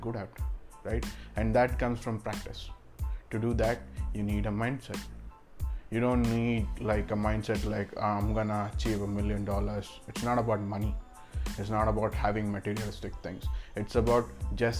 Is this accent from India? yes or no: yes; Bangalore, Karnataka, India; I'm from Bangalore, India